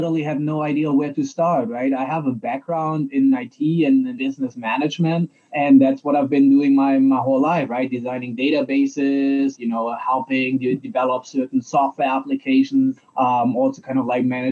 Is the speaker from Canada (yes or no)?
no; Germany; now in San Diego, United States; I'm originally from Germany and totally came to San Diego, California by chance.